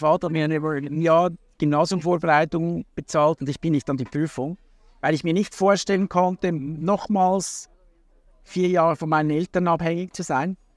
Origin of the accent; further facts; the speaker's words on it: Hurden, Schwyz, Switzerland; also born or lived in Zürich; ich bin eigentlich in Hurden, das ist ein kleines Dorf direkt am See, äh, am oberen See aufgewachsen.